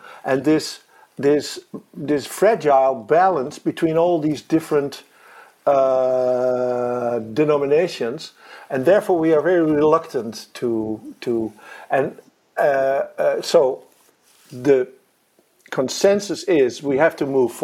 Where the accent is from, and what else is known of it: Netherlands